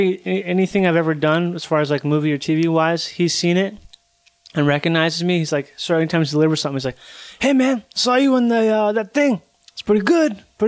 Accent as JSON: {"language": "English", "region": "Minnesota", "country": "United States", "also_born_or_lived": "Florida", "moved": "as an adult", "said": "No, I'm from Minnesota."}